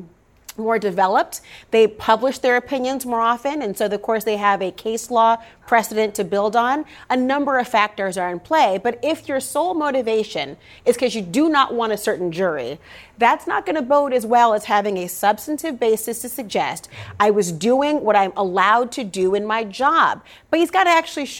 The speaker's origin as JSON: {"language": "English", "region": "Minnesota", "country": "United States", "said": "I'm from Minnesota"}